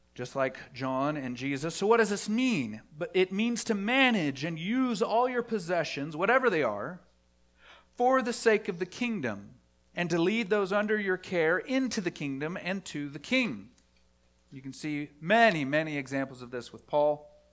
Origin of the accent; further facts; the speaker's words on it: Dallas, Texas, United States; I grew up in the Bible Belt, the buckle of the Bible Belt, in Dallas, Fort Wor-, the Dallas, Fort Worth area